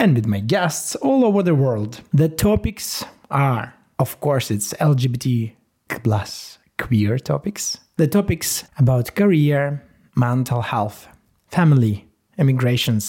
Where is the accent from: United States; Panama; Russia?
Russia; Yekaterinburg, Sverdlovsk Oblast; first language Russian; English is a second language; I was born in the Urals. The Urals, it's the mountains. They are stretching from north to the south that are dividing the continent into Europe and Asia. I have finished the linguistic gymnasium in the city called Yekaterinburg